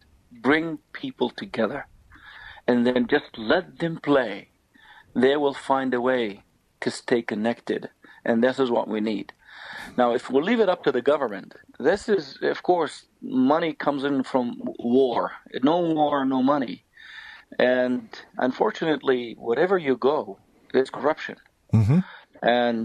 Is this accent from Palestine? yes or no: yes; Taybeh, West Bank, Palestine; moved away; also born or lived in United States; the town where I'm from, where we're staying, called Taipei.